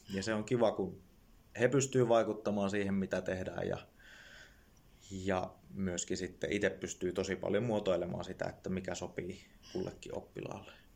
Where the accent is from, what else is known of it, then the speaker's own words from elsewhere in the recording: Jyväskylä, Central Finland, Finland; mä tuun Jyväskylästä